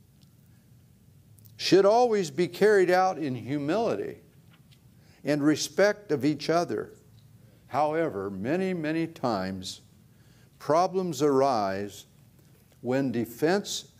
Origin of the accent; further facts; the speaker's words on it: Ohio, United States; moved away; I grew up in Ohio